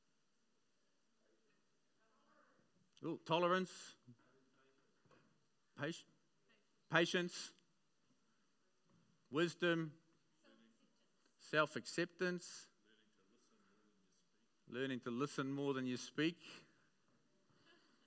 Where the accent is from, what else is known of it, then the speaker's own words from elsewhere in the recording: Auckland, New Zealand; I grew up in West Auckland